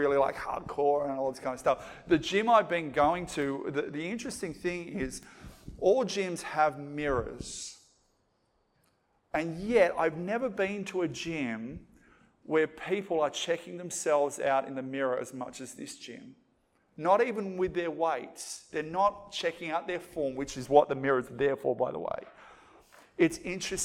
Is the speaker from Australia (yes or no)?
yes; Australia; as an Aussie